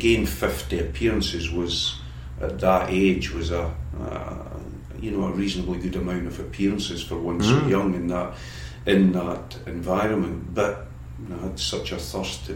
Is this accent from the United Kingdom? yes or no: yes; Scotland, United Kingdom; moved away; as a youngster growing up in Scotland